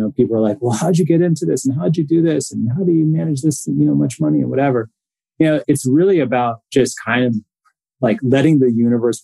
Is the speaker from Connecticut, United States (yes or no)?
yes; Connecticut, United States; moved away as an adult; now in Los Angeles, United States; a family that I grew up with in Connecticut.